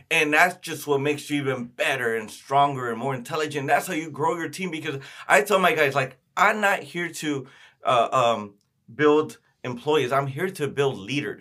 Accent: Oxnard, California, United States; I grew up in Oxnard

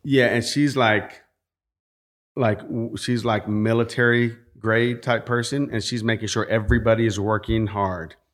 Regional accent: California, United States; growing up in California, working with property owners

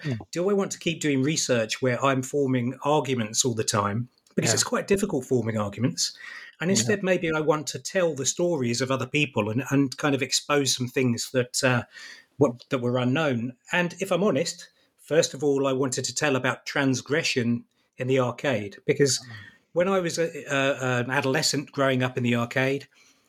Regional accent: United Kingdom; I grew up in the British seaside

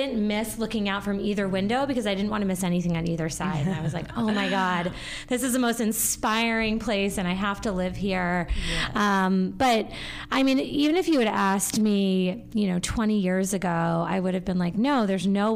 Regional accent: Cape Cod, Massachusetts, United States; now in New York City, United States; I grew up on Cape Cod

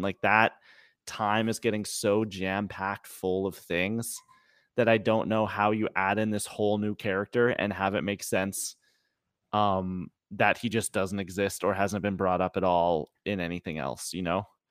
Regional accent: Canada; I'm Canadian

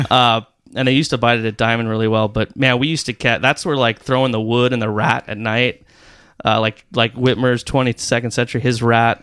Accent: Rancho Santa Margarita, California, United States; I grew up in Rancho Santa Margarita

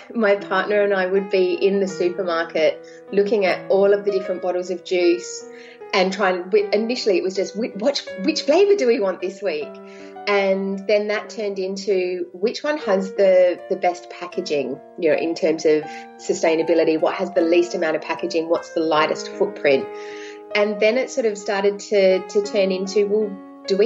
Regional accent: Adelaide, South Australia, Australia; there are only 1.4 million in Adelaide, where I'm from

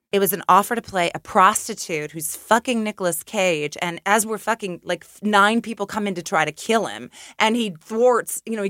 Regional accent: Houston, Texas, United States; born there; also born or lived in Germantown, Tennessee; I was born in Houston, Texas. Right. I lived in Germantown, Tennessee, and I went to college in Winston-Salem.

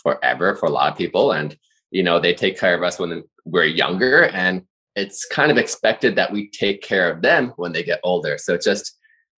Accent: United States; we're American at heart. We all grew up here

